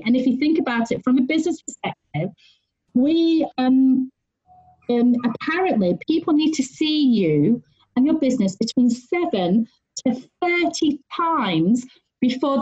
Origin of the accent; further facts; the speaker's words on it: United Kingdom; I'm female, I'm Chinese, I'm British